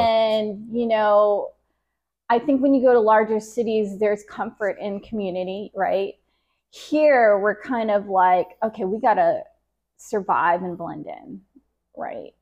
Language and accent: English; Jacksonville, Florida, United States; born and raised in Jacksonville